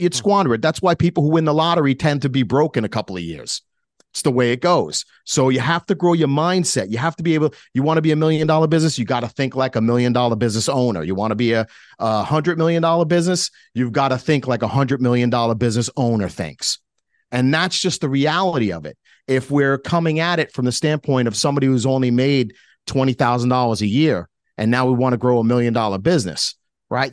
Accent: New York, United States; being a New Yorker, yeah, I'm very direct like

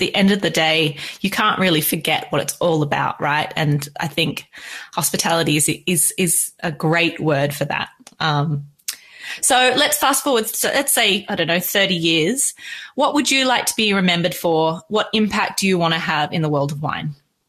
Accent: Australia; And I am Australian and I completely believe we have some of the best wine in the whole world.

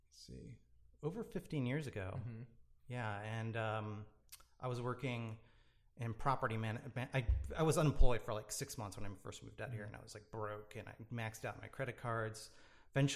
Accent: Florida, United States; moved away as an adult; also born or lived in Gainesville; now in Long Beach, United States; I traveled a little bit as a kid, but I would say I spent the majority of my childhood in Florida

